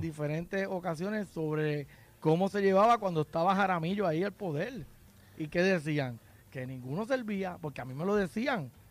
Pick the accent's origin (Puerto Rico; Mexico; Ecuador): Puerto Rico; Lajas; soy de aquí, nunca me he ido de aquí